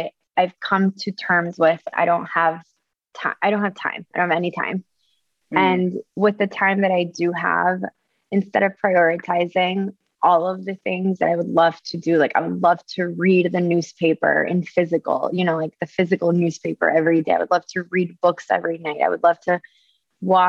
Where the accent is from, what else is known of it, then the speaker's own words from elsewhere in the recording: Caracas, Capital District, Venezuela; also born or lived in Ecuador; So I'm from Venezuela, from Caracas, from like a really big city, you know, the size of New York City